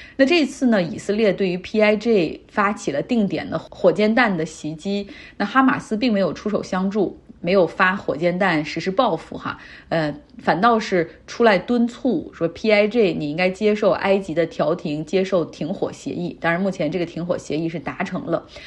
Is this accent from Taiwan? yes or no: no; China; 但是像我们中国人，你需要办日本签证的